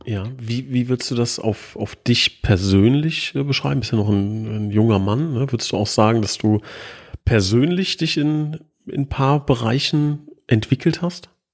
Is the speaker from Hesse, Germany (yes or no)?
yes; Hesse, Germany; ich bin Hesse